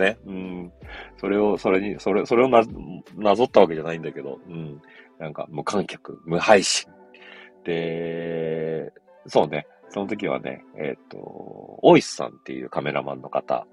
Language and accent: Japanese; Yokohama, Kanagawa, Japan; born or raised there